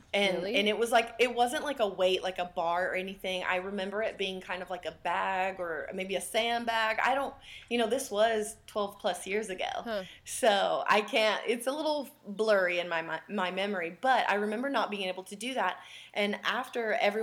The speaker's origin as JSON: {"language": "English", "region": "West Virginia", "country": "United States", "tie": "born or raised there", "said": "I grew up in West Virginia"}